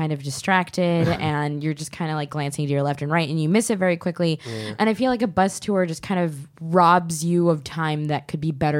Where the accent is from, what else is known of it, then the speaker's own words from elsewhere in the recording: Orange County, California, United States; because I grew up in Orange County